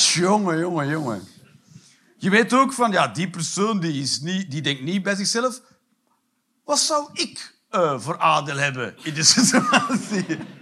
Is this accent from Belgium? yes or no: yes; Limburg, Flanders, Belgium; als Limburger